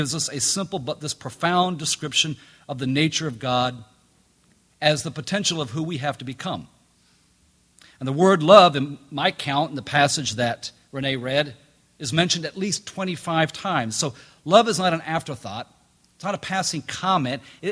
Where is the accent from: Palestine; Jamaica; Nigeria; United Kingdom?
Jamaica; moved away; Growing up in Jamaica